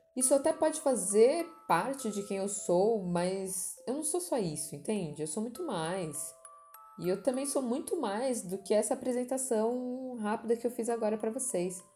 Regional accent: São Paulo, Brazil; sou nascida e criada na Zona Leste de São Paulo, São Miguel, depois na Penha

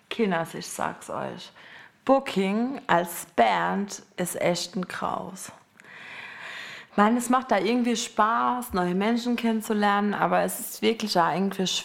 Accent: Strümpfelbrunn, Baden-Württemberg, Germany; Ich komme aus Strümpfelstrumpf, also Strümpfelbrunn, und Ben kommt aus Eberbach.

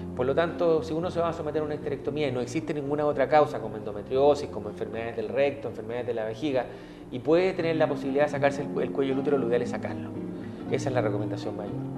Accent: Chile; nosotros como chilenos

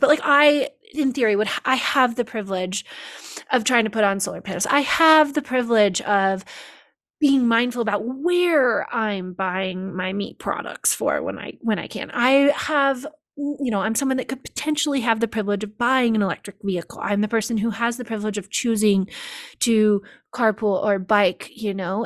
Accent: Olympic Valley, California, United States; also born or lived in Paris, France; I grew up here in Tahoe and Olympic Valley

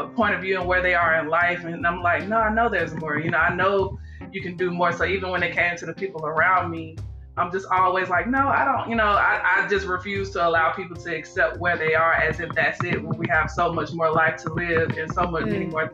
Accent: Georgia, United States; I am originally from Georgia, you know, where we met, of course. I went to high school, elementary, in Georgia as well

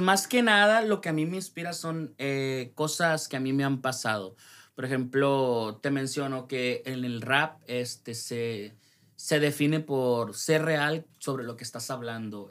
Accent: Ciudad Obregón, Sonora, Mexico; soy de Ciudad Obregón, Sonora

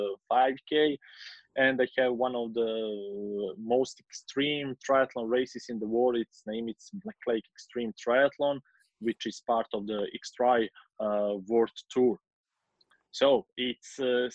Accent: Kotor, Kotor Municipality, Montenegro; my hometown in Kotor.

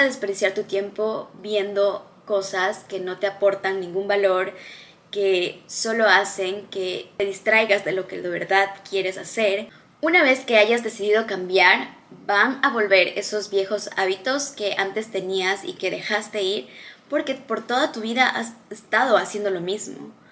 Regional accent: Ecuador; moved away as an adult; now in Dubai, United Arab Emirates; Yo crecí en un país en Latinoamérica, se llama Ecuador.

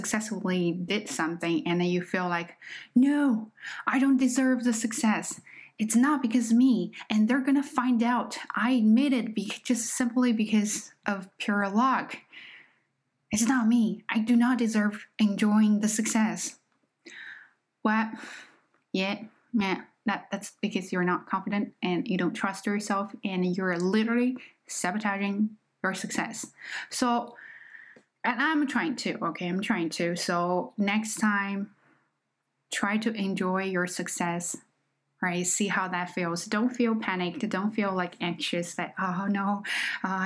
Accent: China; accent: Chinese; English is a second language; moved away; I am just not a native speaker. Okay, I am Chinese

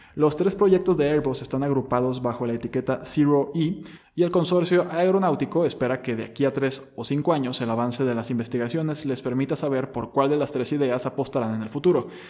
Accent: Mexico; nosotros como mexicanos

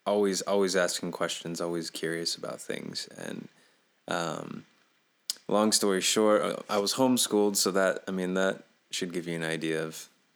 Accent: Goshen, Indiana, United States; So, I grew up in Goshen, Indiana, basically. That's where I'm currently residing as well.

